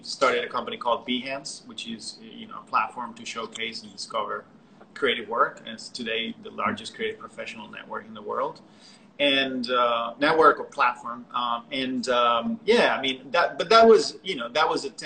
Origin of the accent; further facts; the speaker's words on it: Barcelona, Catalonia, Spain; moved away as an adult; now in Brooklyn, United States; I'm from Barcelona